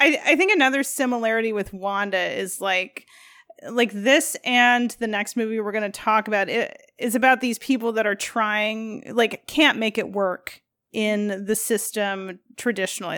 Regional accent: Midwest, United States; as a Midwesterner

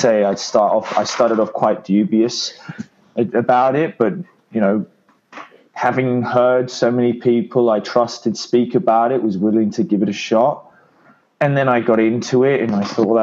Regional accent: London, United Kingdom; now in Italy; I am from London originally, but I'm currently living in Italy.

